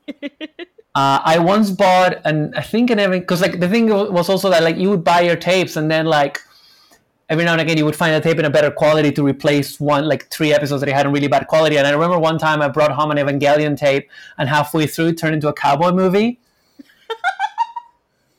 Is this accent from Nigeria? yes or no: no; Argentina; moved away as an adult; also born or lived in Ireland; now in Scotland, United Kingdom; I'm from Argentina. I live in Scotland. I've lived in Ireland.